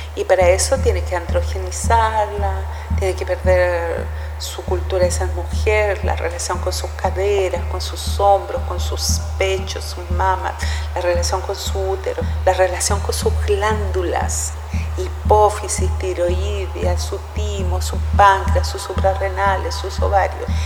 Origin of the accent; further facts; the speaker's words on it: Temuco, Araucanía, Chile; also born or lived in Santiago, Chile; Nací en Santiago de Chile pero viví toda mi niñez en el campo, en Temuco